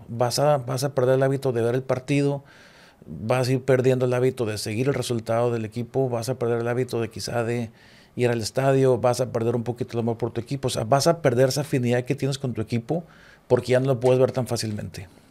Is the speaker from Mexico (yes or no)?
yes; Chihuahua, Mexico; now in Monterrey, Mexico; Yo soy de Chihuahua y allá el fútbol, la verdad, no trasciende